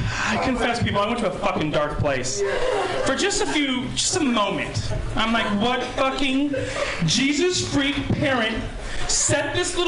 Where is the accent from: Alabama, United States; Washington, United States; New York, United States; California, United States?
California, United States; Santa Rosa; So, I'm from Santa Rosa, Sonoma County, originally. And naturally, being from Sonoma County, my mother chain-smokes marijuana like truckers do crank.